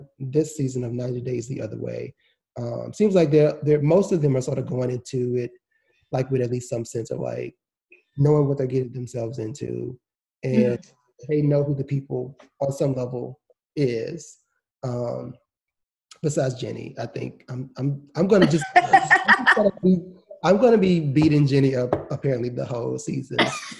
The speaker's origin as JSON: {"language": "English", "country": "United States", "said": "because I'm American and these are not my values."}